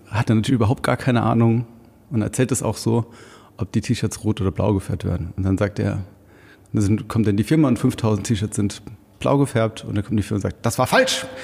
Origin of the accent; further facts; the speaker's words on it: Rhineland-Palatinate, Germany; moved away as an adult; now in Heilbronn, Germany; Ich komme ursprünglich aus dem Hunsrück und ähm, bin dann da mit 19 nach Wiesbaden und kurz danach nach Frankfurt gezogen und bin dann vor elf Jahren, zwölf Jahren nach Heilbronn gekommen